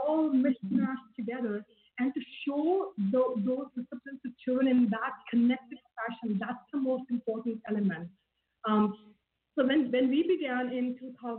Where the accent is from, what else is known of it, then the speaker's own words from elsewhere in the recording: India; moved away; I grew up in India